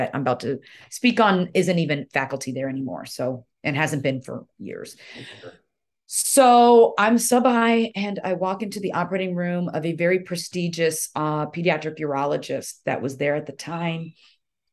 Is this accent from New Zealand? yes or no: no; Nigeria; moved away; it's Nigerian. That's where I was born, proudly